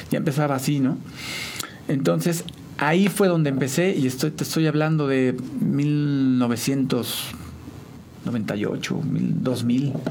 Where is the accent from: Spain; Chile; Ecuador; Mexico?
Mexico; San Juan; also born or lived in Mexico City; Bueno, yo soy originario de la Ciudad de México, pero eh, ya soy sanjuanense, porque mis papás me trajeron como a los 4 o 5 años de edad.